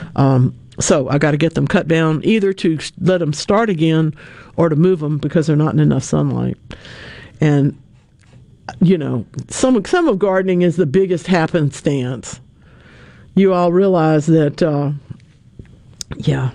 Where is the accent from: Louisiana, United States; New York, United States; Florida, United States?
Louisiana, United States; North; I'm from North Louisiana. All right. I'm I'm I'm a proud member of the odd group of people that grew up along Interstate 20